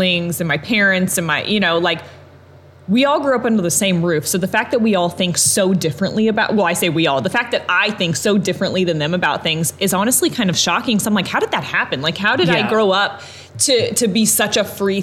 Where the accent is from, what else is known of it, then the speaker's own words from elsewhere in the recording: Evansville, Indiana, United States; I've been born and raised in Evansville my entire life.